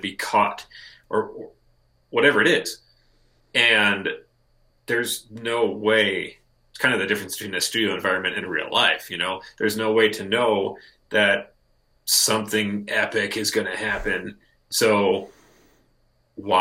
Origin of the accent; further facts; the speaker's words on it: Lincoln, Nebraska, United States; We're both from Lincoln, Nebraska. I live in Lincoln